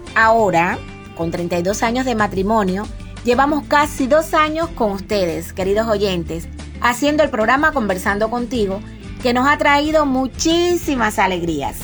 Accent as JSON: {"language": "Spanish", "town": "Campechuela", "region": "Granma", "country": "Cuba", "moved": "as an adult", "lives_now": "Bayamo, Cuba", "said": "vivíamos en Campechuela, es el pueblo de donde yo soy, que queda en la zona costera de la provincia Gran."}